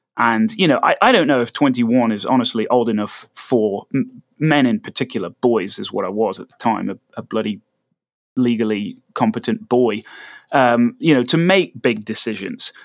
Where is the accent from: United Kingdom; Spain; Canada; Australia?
United Kingdom; moved away as an adult; now in United States